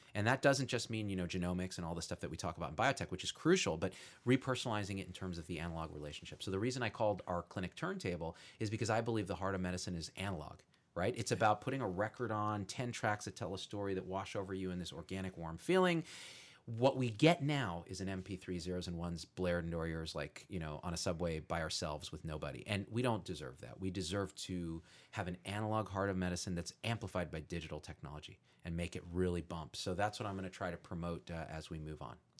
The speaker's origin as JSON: {"language": "English", "area": "Bay Area", "region": "California", "country": "United States", "tie": "born or raised there", "moved": "yes", "said": "I grew up in the Bay Area of California"}